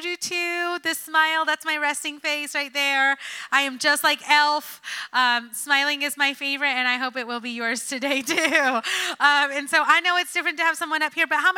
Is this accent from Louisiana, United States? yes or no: no; New Jersey, United States; moved away; I'm a city girl after all. I'm from Jersey